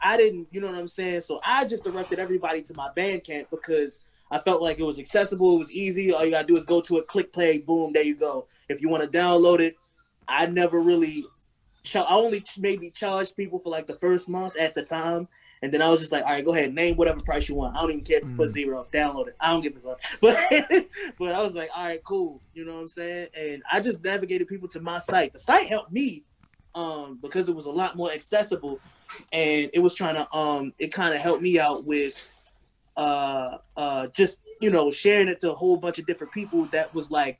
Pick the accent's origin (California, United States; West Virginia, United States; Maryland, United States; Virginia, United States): Maryland, United States; Baltimore; I'm an artist from Baltimore